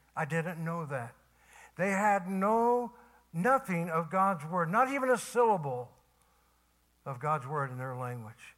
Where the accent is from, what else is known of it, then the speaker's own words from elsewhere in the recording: Tennessee, United States; I was from Tennessee